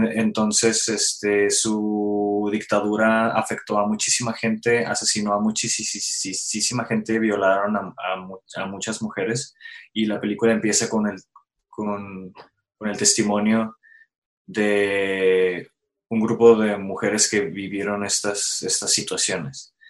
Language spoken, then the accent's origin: Spanish; Mexico; nosotros como mexicanos